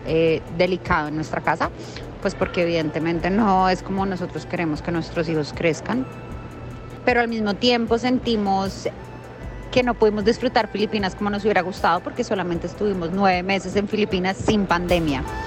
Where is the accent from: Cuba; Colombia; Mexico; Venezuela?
Colombia; moved away as an adult; also born or lived in Manila, Philippines; estando en Colombia por fin después de casi tres años de no poder venir y no poder ver a nuestras familias